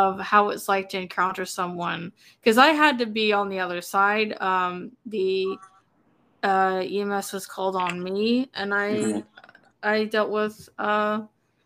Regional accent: Texas, United States; I'm from Texas

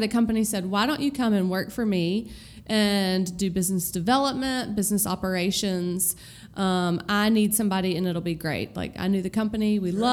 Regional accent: Knoxville, Tennessee, United States; moved away as an adult; now in Birmingham, United States; I am from Knoxville, Tennessee. I grew up there, lived in the same house my whole life

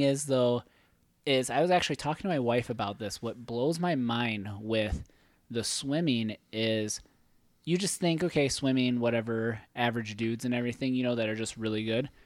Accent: Hayward, United States; my hometown, Hayward

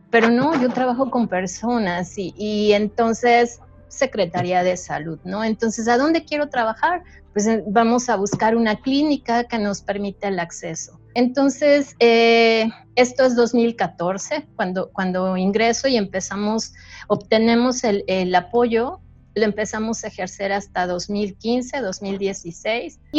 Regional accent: Mexico; hay, estudios que nos dicen que a pesar de, que todos somos mexicanos, cada, cada eh, zona geográfica tiene sus características ambientales

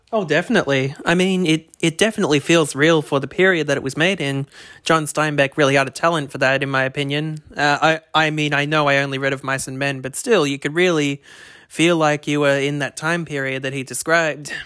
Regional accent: Australia; accent: thick Aussie; my thick Aussie accent

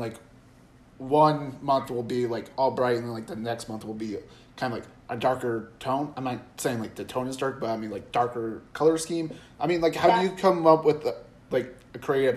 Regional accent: Des Moines, Iowa, United States; now in Laredo, United States; if I ever got, like, the opportunity to work at the Des Moines Register, I probably would take it because, I mean, that's the hometown paper I read

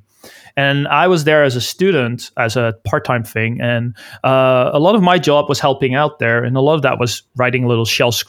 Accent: Netherlands; moved away as an adult; now in Vancouver, Canada; we're all Dutch. I'm originally from the Netherlands. And I moved to Canada, Vancouver, around, I think it was in 2007

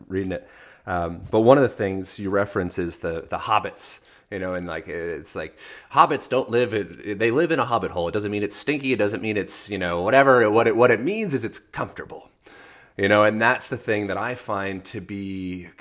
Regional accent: Philadelphia or outside of Lancaster, Pennsylvania, United States; I grew up in Philadelphia or outside of Lancaster, Amish country.

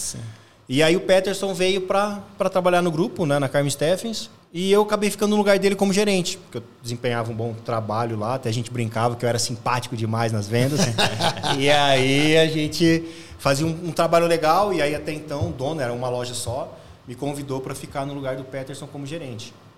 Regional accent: São José do Rio Preto, São Paulo, Brazil; sou de São José do Rio Preto

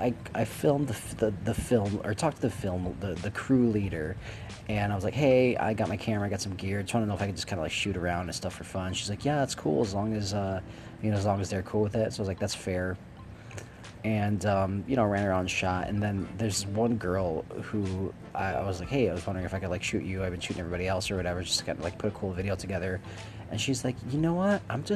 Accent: Wisconsin, United States; I came from Wisconsin. I hated it in Wisconsin. Really couldn't get along with folks in Wisconsin.

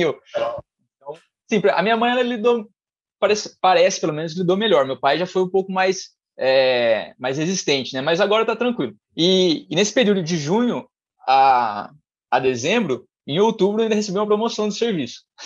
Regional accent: Mogi Guaçu, São Paulo, Brazil; sou de Mogi Guaçu, é uma cidade próxima de Campinas

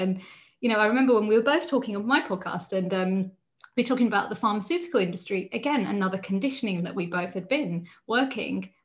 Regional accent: United Kingdom; being Indian, however, I grew up in the UK

